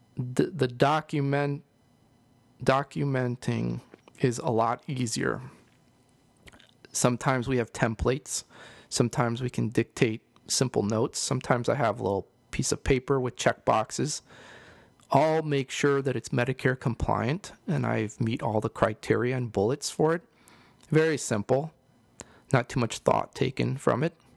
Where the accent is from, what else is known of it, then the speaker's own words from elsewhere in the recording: East Coast, United States; now in St. Louis, United States; I know I'm living here in Saint Louis, but, uh, I'm from the East Coast